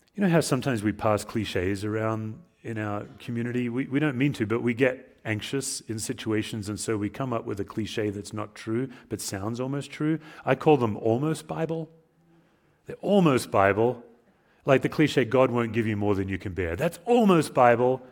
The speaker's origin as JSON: {"language": "English", "country": "Australia", "moved": "as an adult", "said": "as an immigrant, as an Australian"}